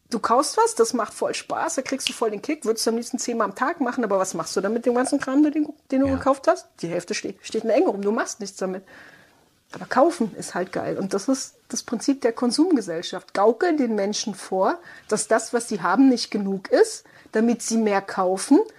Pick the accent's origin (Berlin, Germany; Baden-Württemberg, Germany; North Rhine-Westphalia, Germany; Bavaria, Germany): Baden-Württemberg, Germany; ich komme aus dem Südwesten, ne, Schwabenland